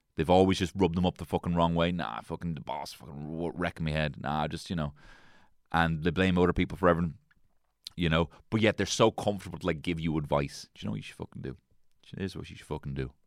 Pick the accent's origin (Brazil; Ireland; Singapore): Ireland; I'm Irish